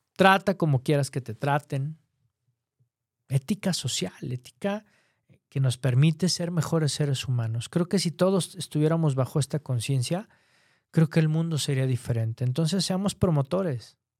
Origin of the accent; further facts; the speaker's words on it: Mexico; aquí en mi país, en México